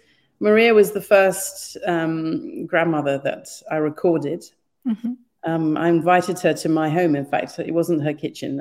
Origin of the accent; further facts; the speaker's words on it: Kenya; because I was born and brought up in Kenya.